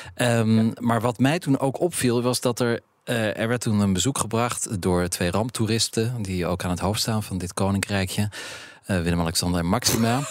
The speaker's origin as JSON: {"language": "Dutch", "region": "Zeeland", "country": "Netherlands", "said": "ik kom uit Zeeland"}